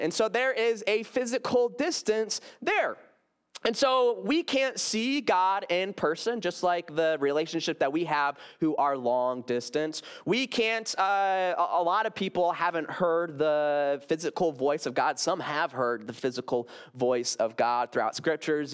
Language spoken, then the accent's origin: English; Grand Rapids, Michigan, United States; I came from Garden Park Church up in Grand Rapids, Michigan